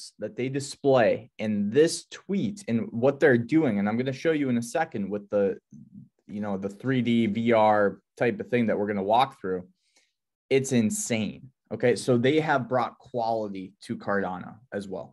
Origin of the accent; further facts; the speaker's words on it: near Boston, Massachusetts, United States; I was born on the East Coast near Boston, Massachusetts